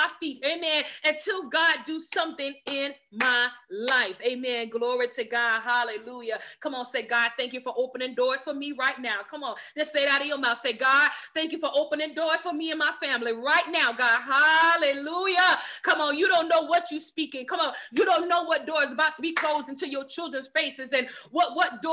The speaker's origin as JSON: {"language": "English", "region": "the South", "country": "United States", "tie": "born or raised there", "said": "I was raised in the South"}